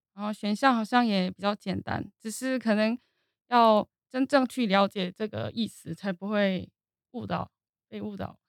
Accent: South Korea; Chinese is a second language; moved away as an adult; now in Taiwan; 我在韩国土生土长，高中毕业之后就来台湾，目前在Easy Korea担任编辑

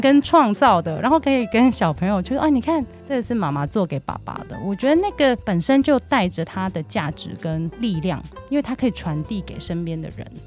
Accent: Hong Kong; 然后其实我是香港人

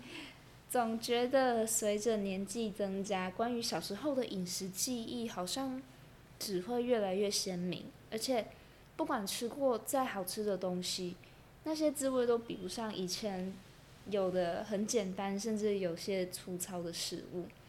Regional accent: Taiwan; 身为台湾人

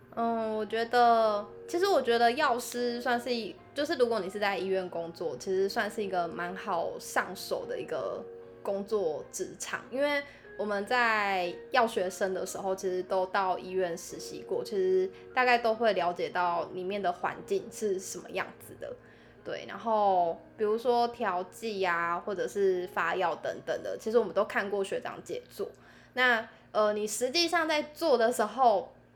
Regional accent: southern Taiwan, Taiwan; moved away as an adult; 那我也是南部人

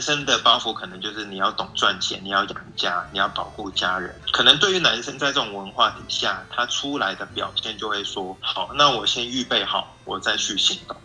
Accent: Hong Kong; moved away as an adult; also born or lived in United States; now in Taiwan; 我是在香港长大

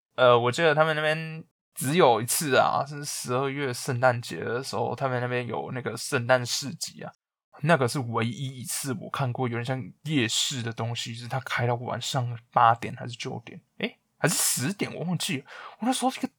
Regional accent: Taiwan; moved away; also born or lived in United Kingdom; 身为一个台湾人

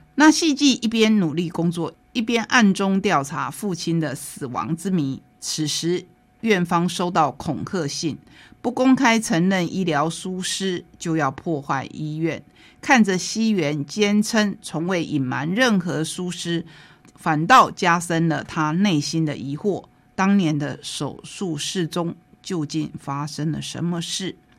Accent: Taitung County, Taiwan; 说到了很多很多我们台东人熟悉的医生

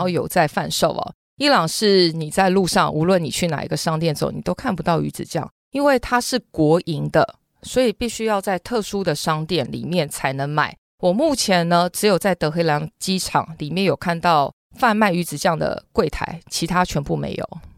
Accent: Taiwan; 我从台湾来的

